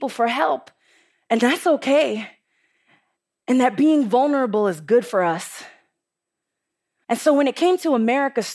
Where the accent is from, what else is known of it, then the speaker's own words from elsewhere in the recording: New York City, New York, United States; I'm from the Bronx, and the Bronx is tough.